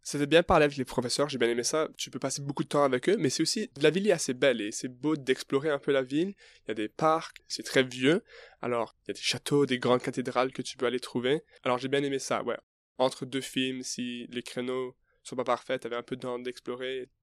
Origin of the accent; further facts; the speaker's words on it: Canada; moved away; moi, je suis canadien, alors j'ai jamais passé de temps en France